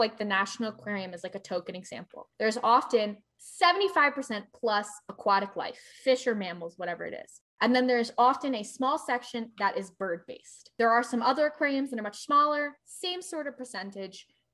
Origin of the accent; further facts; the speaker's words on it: outside of Philadelphia, Pennsylvania, United States; I grew up outside of Philadelphia.